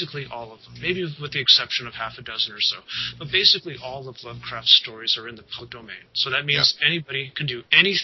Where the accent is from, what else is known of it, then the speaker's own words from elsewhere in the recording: Colorado Mountains, United States; I grew up in the Colorado Mountains